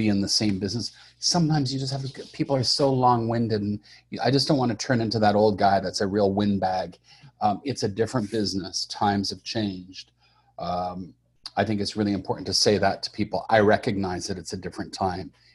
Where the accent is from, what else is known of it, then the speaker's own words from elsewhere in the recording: Montreal, Quebec, Canada; I grew up in Montreal, Canada